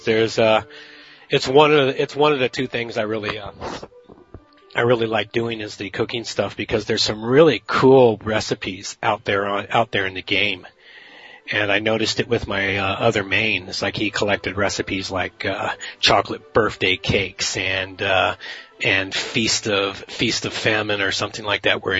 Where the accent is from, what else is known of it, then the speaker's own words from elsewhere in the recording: California, United States; now in British Columbia, Canada; I was raised in California where I saw his commercials all the time.